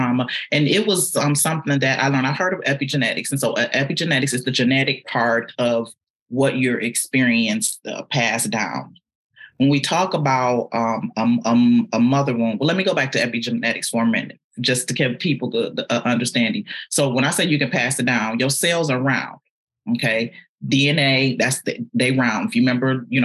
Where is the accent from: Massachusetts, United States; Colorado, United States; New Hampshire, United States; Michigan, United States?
Michigan, United States; Detroit; moved away as an adult; now in Atlanta, United States; I am a girl from Detroit, from the east side of Detroit.